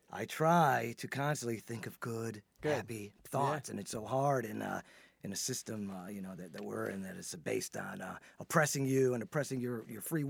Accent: Chicago, Illinois, United States; Born and raised in Chicago

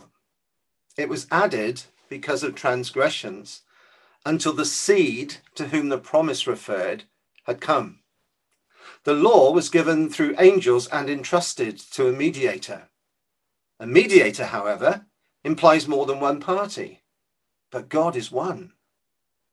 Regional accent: Weymouth, South West England, United Kingdom; the church I grew up in Weymouth

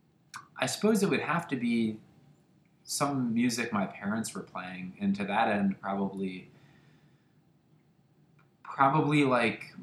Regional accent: Cincinnati, Ohio, United States; I grew up on the far east side of Cincinnati

